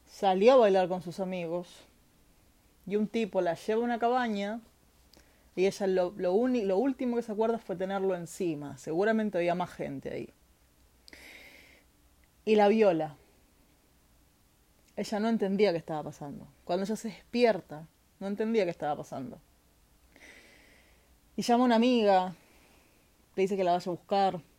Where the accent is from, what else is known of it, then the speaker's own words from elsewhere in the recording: Argentina; now in Chile; Para los que no saben, eh, hace un tiempo vivo en Chile, pero soy argentina, nacida y criada.